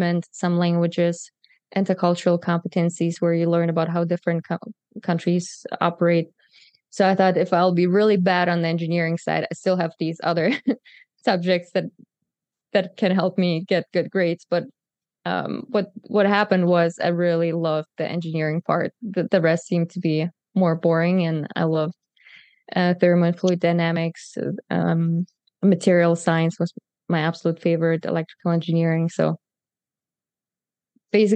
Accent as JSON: {"language": "English", "country": "Germany", "also_born_or_lived": "Kazakhstan", "moved": "as an adult", "said": "I'm from Germany and moved here 8 years ago. But if you want the full story, I was actually born in Kazakhstan"}